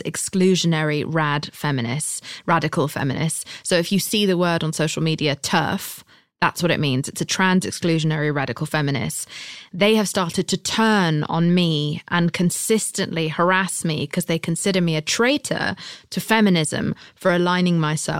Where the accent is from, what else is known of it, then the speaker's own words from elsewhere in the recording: United Kingdom; I'm British